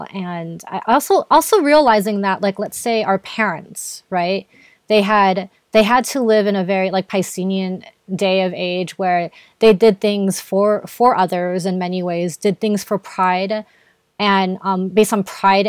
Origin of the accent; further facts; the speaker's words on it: Philippines; being Filipino